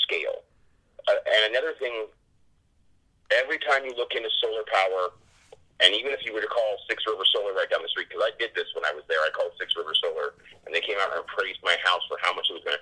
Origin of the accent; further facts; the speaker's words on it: Eureka, California, United States; moved away as an adult; now in Flint, United States; Eureka was my hometown